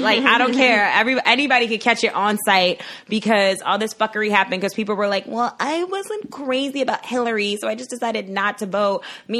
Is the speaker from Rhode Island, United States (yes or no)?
no; New York City, New York, United States; now in Florida, United States; So I'm from Brooklyn originally, born and raised. Well, okay, I wasn't born in Brooklyn.